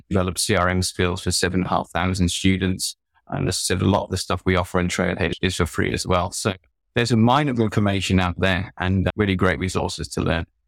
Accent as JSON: {"language": "English", "country": "United Kingdom", "moved": "yes", "said": "I'm British"}